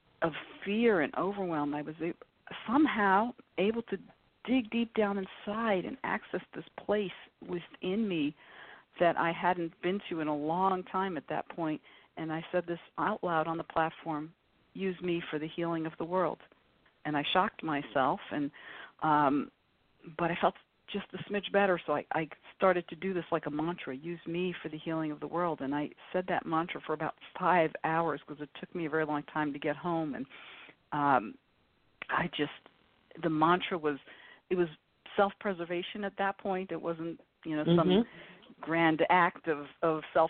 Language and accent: English; New York City, New York, United States; moved away; also born or lived in Boston, Massachusetts; I grew up in New York City